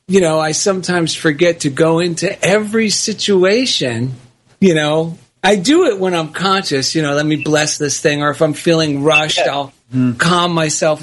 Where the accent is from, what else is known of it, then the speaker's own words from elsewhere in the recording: New Jersey, United States; I grew up Italian and in New Jersey